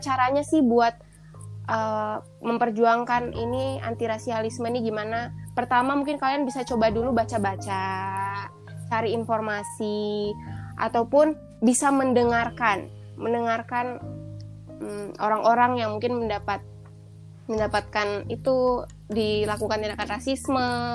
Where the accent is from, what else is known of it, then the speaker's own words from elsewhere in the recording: Manokwari, West Papua, Indonesia; moved away as an adult; aku orang Papua aku pun jarang ke berbagai destinasi wisata di Papua soalnya juga udah lima tahun terakhir ini kan aku merantau